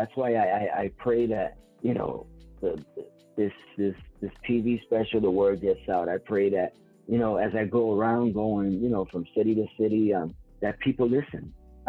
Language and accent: English; New York City, New York, United States; I'm from the Bronx